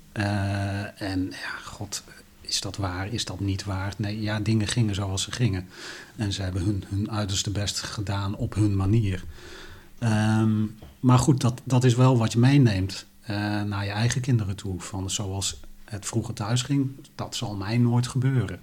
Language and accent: Dutch; Helmond, North Brabant, Netherlands; bij ons in Helmond, waar ik opgegroeid ben